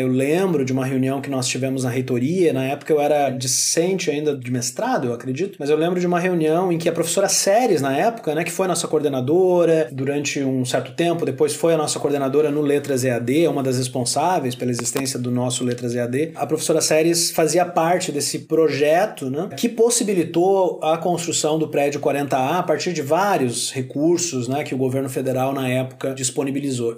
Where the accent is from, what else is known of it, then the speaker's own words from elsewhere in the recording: Santa Maria, Rio Grande do Sul, Brazil; sou natural de Santa Maria